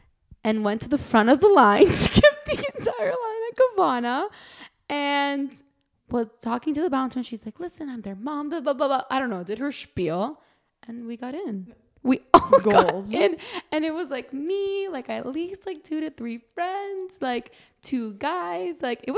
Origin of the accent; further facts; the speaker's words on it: Miami, Florida, United States; growing up here is very different.